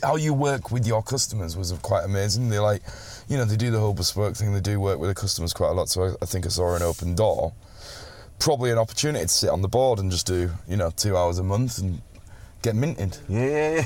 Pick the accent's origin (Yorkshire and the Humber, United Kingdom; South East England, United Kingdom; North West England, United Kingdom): Yorkshire and the Humber, United Kingdom; Settle; moved away; also born or lived in London; And I'm from Settle. Yeah, which right, is this yeah, little tiny little town in the middle of the North Yorkshire Dales.